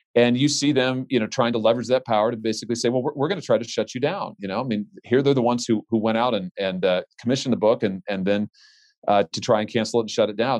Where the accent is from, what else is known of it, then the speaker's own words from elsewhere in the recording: Missouri, United States; my home state